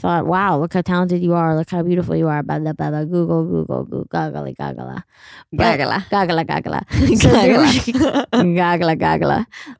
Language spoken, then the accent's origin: English; tri-state area, United States; accent: East Coast; have you ever been in the tri-state area? This is how we talk. I'm not mad. This is how I was raised.